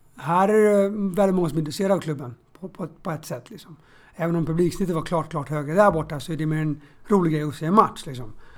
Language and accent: Swedish; Stockholm, Stockholm County, Sweden; jag är från Bromma och spelade själv i BP's knatteskola